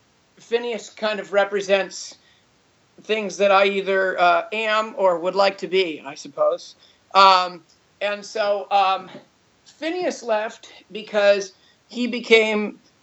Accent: Los Altos, California, United States; I grew up here in Los Altos.

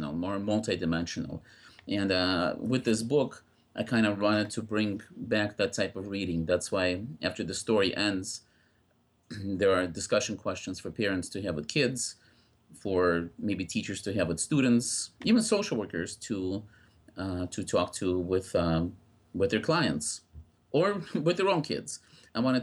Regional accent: Russia; now in United States; As you may tell by my accent, I was not born in the United States. I came with my family in 1980 from Russia. We came as refugees.

